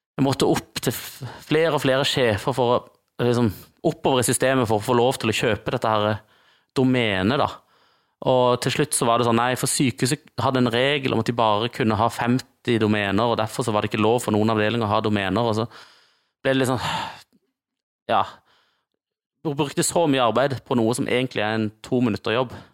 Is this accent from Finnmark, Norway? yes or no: no; Kristiansand, Agder, Norway; Markens, der jeg kommer fra